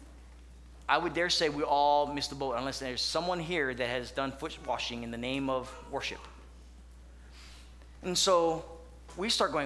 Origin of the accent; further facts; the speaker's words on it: Hawaii, United States; moved away; I grew up in Hawaii